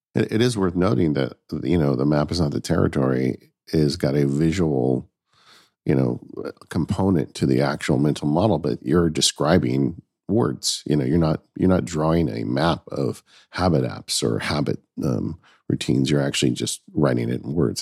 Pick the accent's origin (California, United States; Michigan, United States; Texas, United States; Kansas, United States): California, United States; Southern; I grew up in Southern California.